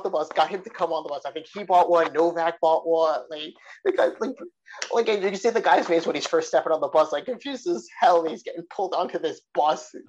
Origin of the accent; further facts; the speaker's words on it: New York City, New York, United States; moved away; we're back in New York City, my hometown. You know, I have friends in the area